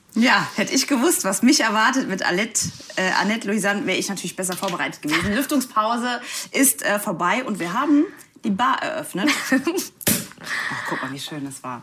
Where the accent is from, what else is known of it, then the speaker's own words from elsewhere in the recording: Saarland, Germany; Ich komme ja aus dem Saarland